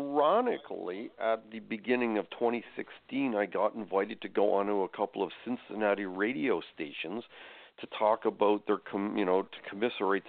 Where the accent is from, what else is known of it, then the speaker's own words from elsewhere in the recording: Canada; I am Canadian. So the way we do politics here in Canada